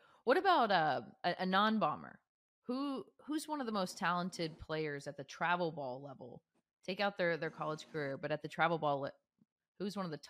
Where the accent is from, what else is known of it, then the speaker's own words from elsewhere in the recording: Texas, United States; when I was growing up in Texas